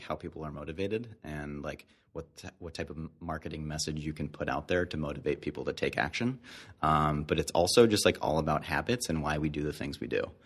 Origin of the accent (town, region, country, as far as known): Detroit, Michigan, United States; born or raised there; moved away; also born or lived in Canada